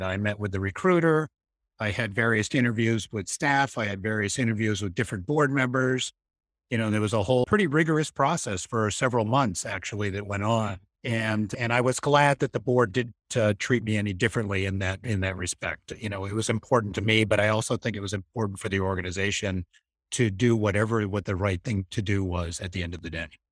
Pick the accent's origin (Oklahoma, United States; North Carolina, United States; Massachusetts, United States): Massachusetts, United States; moved away as an adult; also born or lived in Boston; now in Maine, United States; I grew up in Massachusetts, but I have lots of roots in Maine